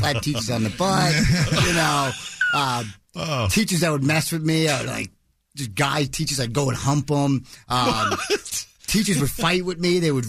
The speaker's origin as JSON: {"language": "English", "town": "Shirley", "region": "New York", "country": "United States", "tie": "born or raised there", "said": "Well, I am a Long Island boy, but I grew up in Shirley. I went to Longwood."}